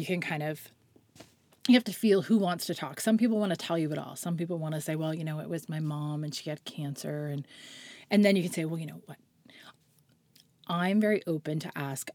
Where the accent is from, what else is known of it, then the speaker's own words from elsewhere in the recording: Halifax, Nova Scotia, Canada; also born or lived in White's Lake / Prospect Bay; I grew up in Halifax on the outskirts, sort of halfway between Halifax and Peggy's Cove.